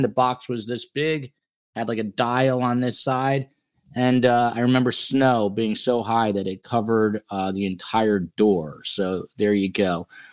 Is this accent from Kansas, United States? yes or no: no; Highland Park, New Jersey, United States; I'm from Highland Park, New Jersey